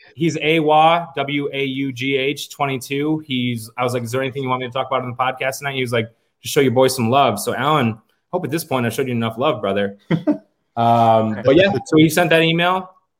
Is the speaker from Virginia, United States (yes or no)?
no; Rochester, New York, United States; moved away as an adult; also born or lived in Fredonia, New York; now in Nashville, United States; I'm from Rochester, New York.